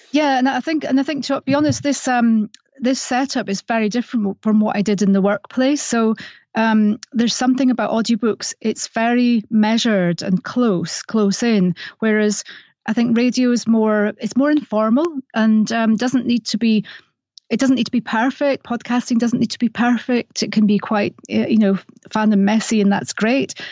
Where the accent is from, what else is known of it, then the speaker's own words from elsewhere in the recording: Scotland, United Kingdom; accent: Scottish; my Scottish accent